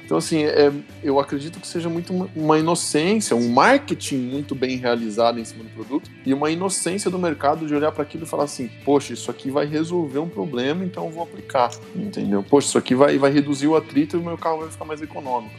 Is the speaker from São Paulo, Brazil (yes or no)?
yes; São Bernardo do Campo, São Paulo, Brazil; now in Curitiba, Brazil; sou aí de São Bernardo